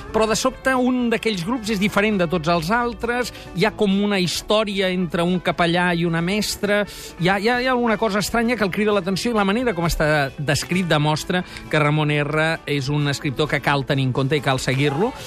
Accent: Barcelona, Catalonia, Spain; sóc un producte dels Salesians, no de Badalona, ah, sí? sinó dels d'Horta

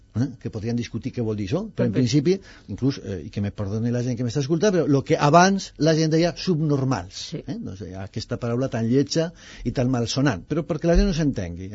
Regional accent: Aragon, Spain; also born or lived in Zaragoza; now in Catalonia, Spain; jo sóc aragonès

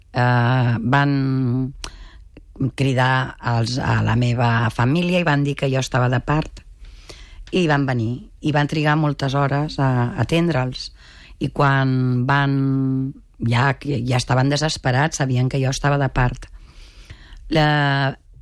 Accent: Mataró, Catalonia, Spain; sóc de Mataró

